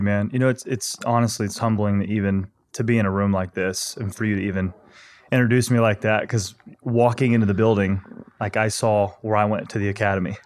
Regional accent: Ozark, Missouri, United States; I grew up in a small town in Missouri, Ozark

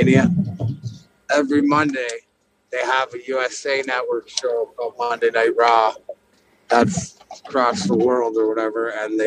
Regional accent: Windsor, Ontario, Canada; now in Detroit, United States; Where I'm from is right across the border. So this outside Windsor. So I've lived over here since 92 and never went home.

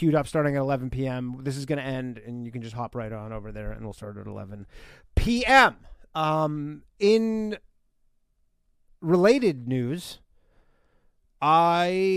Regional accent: Burlington, Ontario, Canada; moved away; I'm coming back to my hometown, Burlington, Ontario

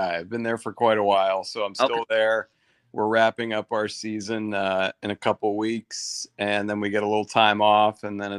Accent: Massachusetts, United States; I'm from Massachusetts

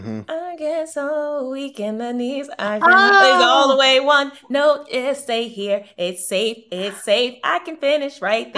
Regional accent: Baltimore, Maryland, United States

